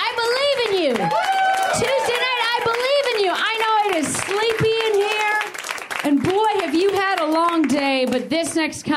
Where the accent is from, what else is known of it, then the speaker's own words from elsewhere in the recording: Chicago, Illinois, United States; moved away as an adult; also born or lived in Boston; now in Los Angeles, United States; I'm from Chicago. I've lived in Boston